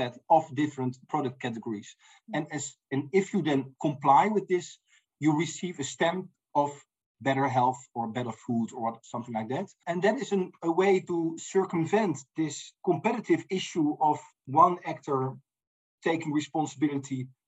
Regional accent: Netherlands; I'm from the Netherlands

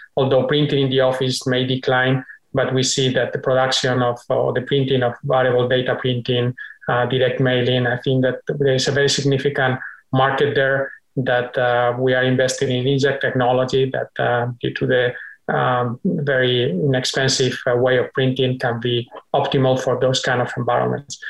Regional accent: Spain; now in United States; a longer stay in my home country

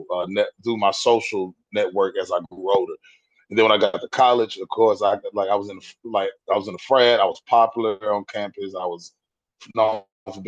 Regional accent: West Tennessee, United States; moved away as an adult; now in Nashville, United States; I'm born and raised Tennessee. I'm from West Tennessee, probably about I'm like 2 hours away from Nashville

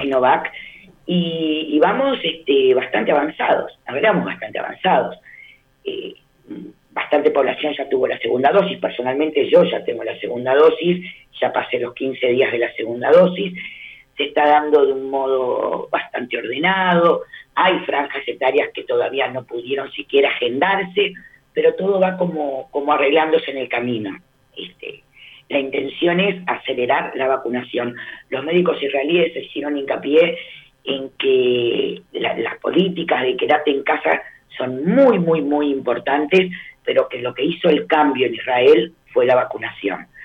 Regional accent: Uruguay; como uruguaya

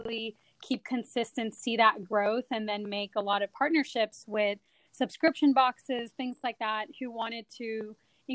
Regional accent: Austin, Texas, United States; also born or lived in India / Urbana-Champaign, Illinois; I am an Austin local

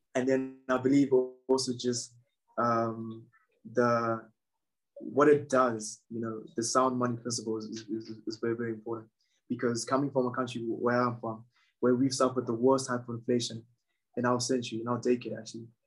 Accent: Zimbabwe; I'm from Zimbabwe. And in Zimbabwe, we've suffered from about two hyperinflations

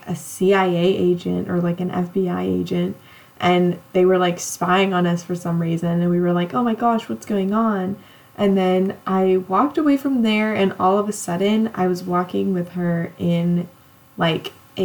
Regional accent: California, United States; I grew up on like, it's not like the true coast of California, but like out pretty close to the beach.

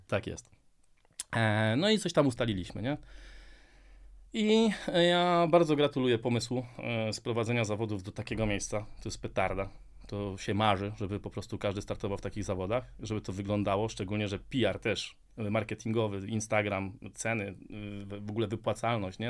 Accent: Częstochowa, Silesian Voivodeship, Poland; jestem z Częstochowy

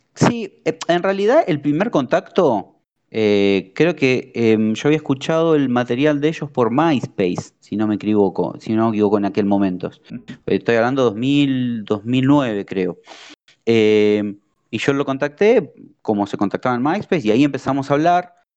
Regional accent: Argentina; la primera banda argentina

